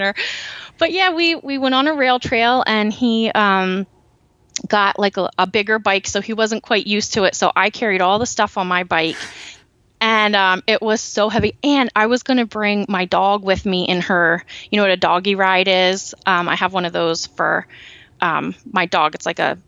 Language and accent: English; Lancaster County, Pennsylvania, United States; also born or lived in Berks County, Pennsylvania; I grew up in Lancaster County